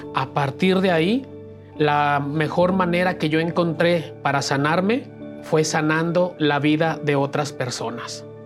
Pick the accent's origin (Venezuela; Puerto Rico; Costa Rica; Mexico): Mexico; Aguascalientes; Yo nací en Aguascalientes